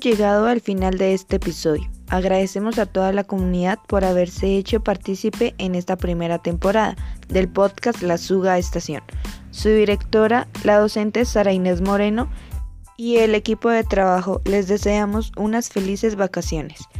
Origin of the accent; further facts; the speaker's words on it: Sogamoso, Boyacá, Colombia; Como sugamoxista